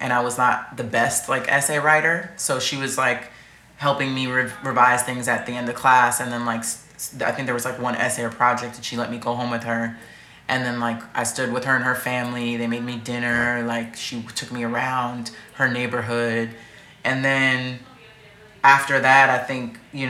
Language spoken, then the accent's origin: English; New York, United States; growing up in New York